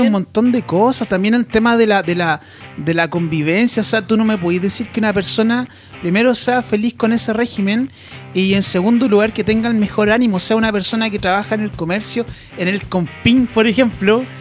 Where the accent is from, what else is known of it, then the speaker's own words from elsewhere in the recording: Santiago, Santiago Metropolitan Region, Chile; also born or lived in Temuco; Yo nací en Santiago, pero viví en Temuco